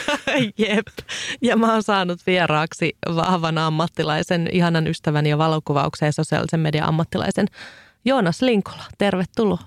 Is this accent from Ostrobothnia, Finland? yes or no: no; Kouvola, Kymenlaakso, Finland; mä olin lapsena, ö, asuin Kouvolassa